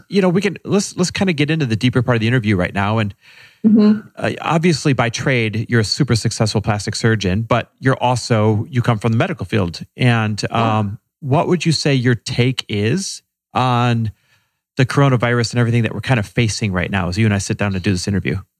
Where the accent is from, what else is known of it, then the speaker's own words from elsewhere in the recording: Midwest, United States; moved away as an adult; now in Los Angeles, United States; Growing up Persian sounds a lot like growing up in the Midwest.